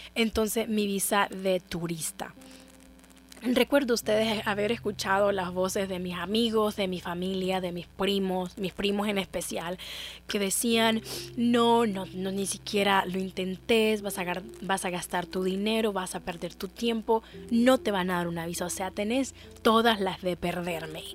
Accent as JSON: {"language": "Spanish", "country": "Honduras", "said": "me voy a quedar en Honduras voy a quedarme en mi país"}